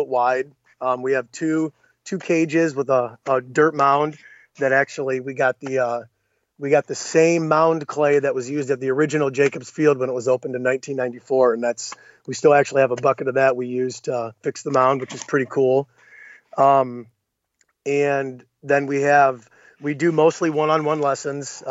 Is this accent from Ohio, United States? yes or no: yes; Clyde, Ohio, United States; I moved back to my hometown in 2006 or seven